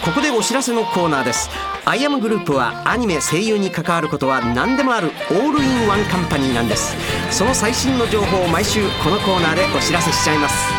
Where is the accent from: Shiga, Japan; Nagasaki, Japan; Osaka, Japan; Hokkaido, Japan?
Osaka, Japan; accent: Osaka dialect